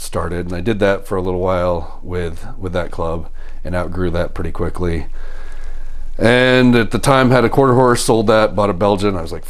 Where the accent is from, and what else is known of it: Colorado, United States; born or raised there; also born or lived in Kentucky